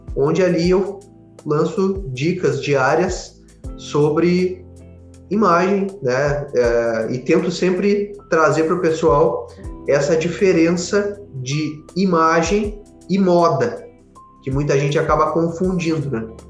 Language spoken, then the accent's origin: Portuguese; Porto Alegre, Rio Grande do Sul, Brazil; eu sou aqui de Porto Alegre